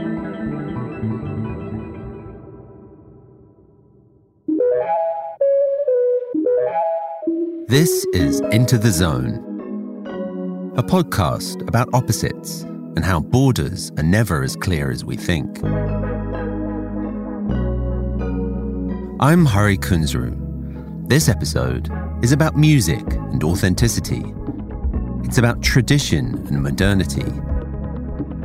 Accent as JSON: {"language": "English", "region": "England", "country": "United Kingdom", "tie": "born or raised there", "said": "I grew up in England"}